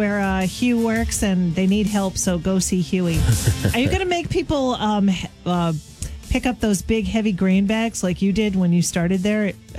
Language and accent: English; Hollis, United States; born or raised there